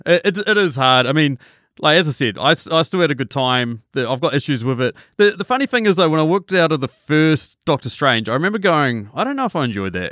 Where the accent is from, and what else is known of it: New Zealand